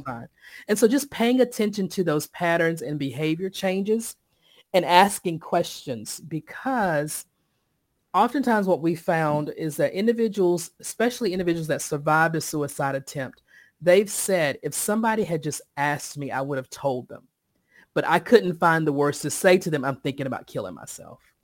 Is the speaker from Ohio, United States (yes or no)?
no; Sampson County, Eastern North Carolina, United States; now in Raleigh, United States; I live in Raleigh, North Carolina, but I was born and raised in Eastern North Carolina, Sampson County.